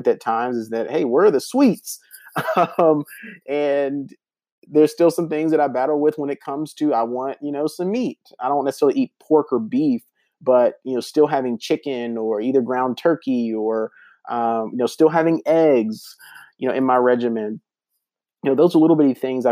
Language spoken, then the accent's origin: English; the South, United States; moved away; I grew up in the South